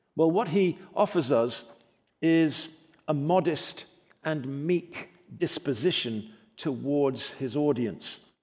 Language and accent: English; England, United Kingdom; now in United States; I was born in England, but I'm delighted and privileged to call myself an American.